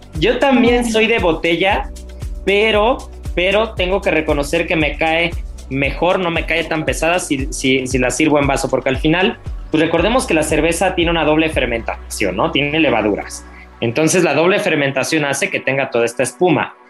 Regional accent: Mexico; como buen mexicano

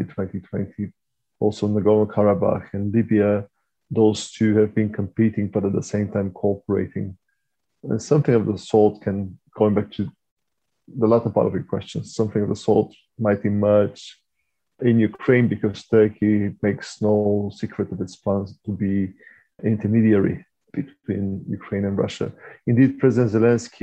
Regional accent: Bulgaria; moved away; I come from Bulgaria originally

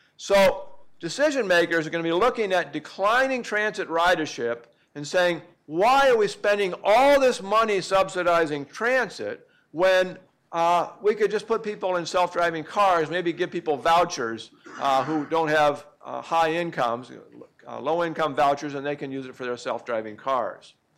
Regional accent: Oregon, United States; I'm from Oregon

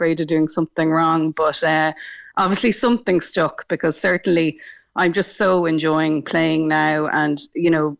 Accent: Dublin, Leinster, Ireland; moved away as an adult; also born or lived in Newcastle, County Dublin / Cork; now in County Cork, Ireland; Growing up in Dublin, where I grew up in Rathgar, there was no local GAA club

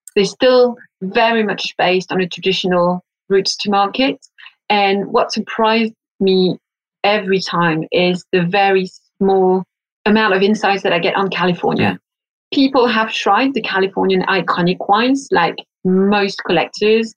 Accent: Burgundy, Bourgogne-Franche-Comté, France; I'm from Burgundy myself

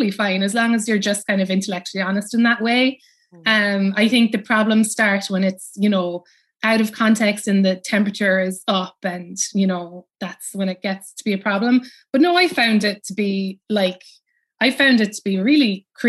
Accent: Cobh, Munster, Ireland; moved away as an adult; now in New York, United States; I grew up in Cove, you know, and which is where everybody, you know, famously left from

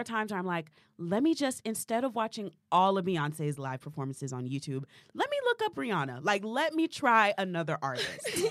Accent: the South, United States; we're from the South

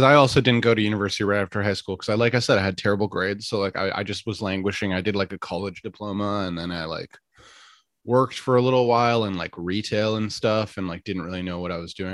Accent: Ottawa, Ontario, Canada; moved away as an adult; now in Toronto, Canada; I was born in Ottawa

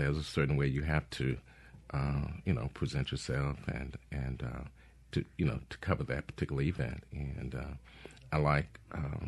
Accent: Jackson, Mississippi, United States; I was born and raised on Jackson State campus

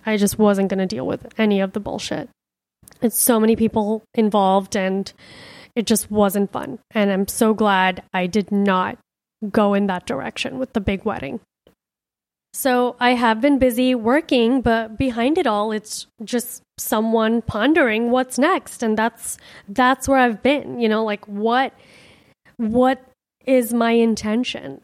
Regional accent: Miami, Florida, United States; also born or lived in India; my home, my childhood home, my parents' home.

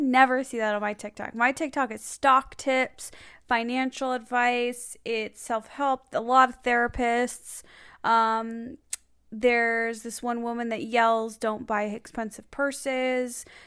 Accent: Skokie, Illinois, United States; moved away; Skokie in my hometown

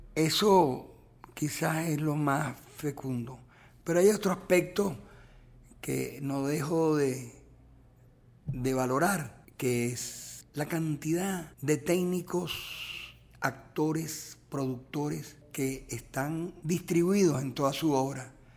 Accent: Venezuela; como cineasta y como venezolano

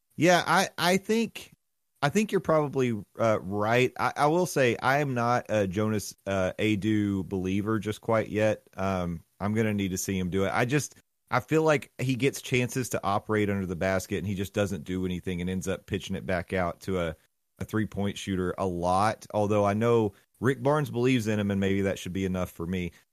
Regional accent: Orlando, Florida, United States; my hometown team.

